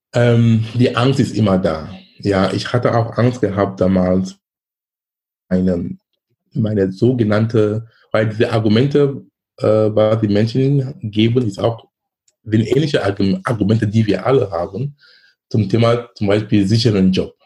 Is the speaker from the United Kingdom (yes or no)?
no; Cameroon; moved away as an adult; now in Germany; Ich komme gebürtig aus Kamerun. Ich lebe in Deutschland seit fast 20 Jahren.